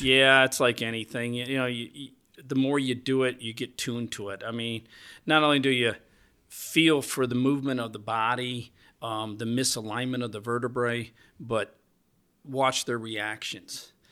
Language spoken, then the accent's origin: English; Alexander, New York, United States; I grew up here.